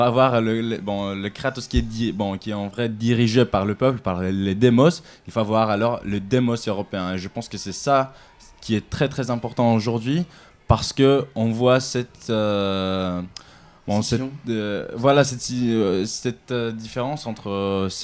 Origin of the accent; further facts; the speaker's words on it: Athens, Attica, Greece; now in Paris, France; j'ai grandi à Athènes